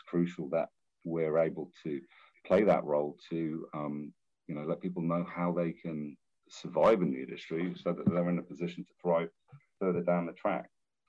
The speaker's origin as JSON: {"language": "English", "country": "Hong Kong", "tie": "born or raised there", "also_born_or_lived": "London", "said": "Look, my family's from New Zealand. I grew up in Hong Kong. I went to school and uni and worked in London for many years."}